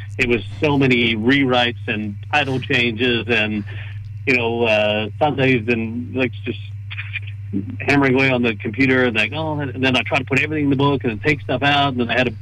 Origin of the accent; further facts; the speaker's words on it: Canada; I'm Canadian. We say sorry